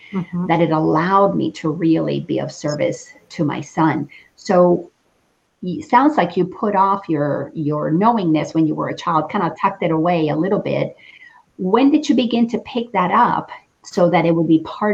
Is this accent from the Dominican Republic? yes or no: yes; Dominican Republic; I grew up in the Dominican Republic, and I grew up Catholic.